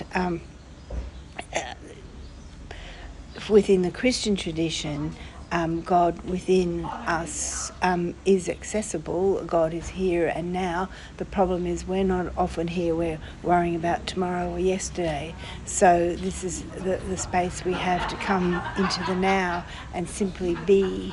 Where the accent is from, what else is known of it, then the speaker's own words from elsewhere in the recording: Australia; I'm from Australia